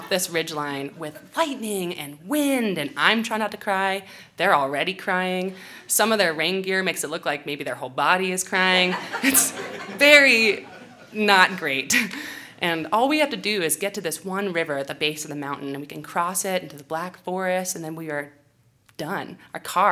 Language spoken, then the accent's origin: English; California, United States; I'm from California.